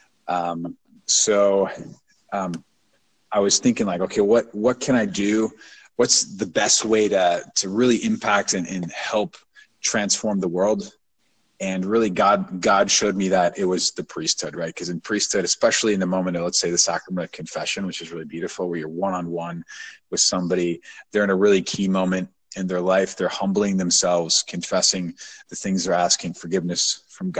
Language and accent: English; St. Louis, Missouri, United States; moved away as an adult; now in Atlanta, United States; I'm from St. Louis, Missouri, born and raised